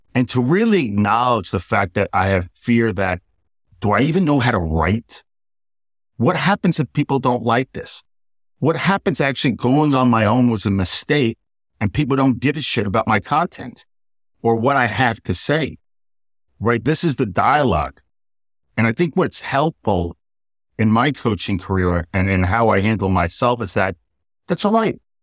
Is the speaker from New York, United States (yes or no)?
yes; Port Washington, New York, United States; I grew up in New York, and I was raised by my mother